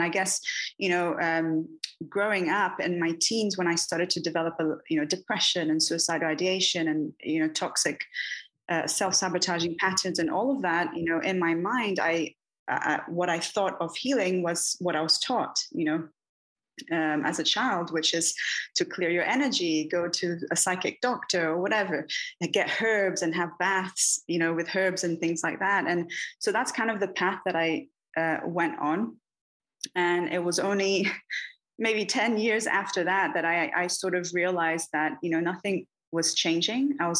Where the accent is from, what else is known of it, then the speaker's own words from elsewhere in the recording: Bahia, Brazil; I'm from Bahia, from the Northeast. I'm not on the coast. I'm not sure if you're familiar with that, but it's a very mystical, very magical, and filled with mysticism and occult.